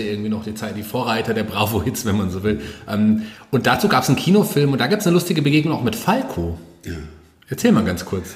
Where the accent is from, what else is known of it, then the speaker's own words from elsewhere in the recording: Fulda, Hesse, Germany; in meiner Heimatstadt